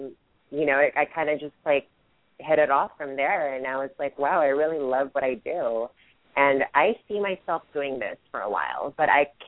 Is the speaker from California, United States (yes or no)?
yes; Hayward, California, United States; born or raised there; also born or lived in Philippines / San Francisco, California